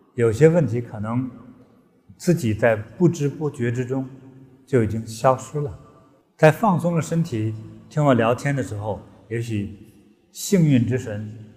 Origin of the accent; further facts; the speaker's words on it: China; 在中国，我的祖国